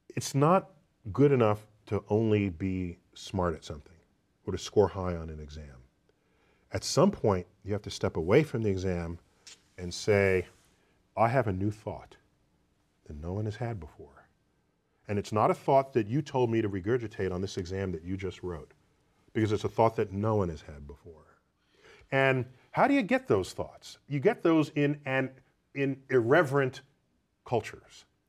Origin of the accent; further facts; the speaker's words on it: United States; as an American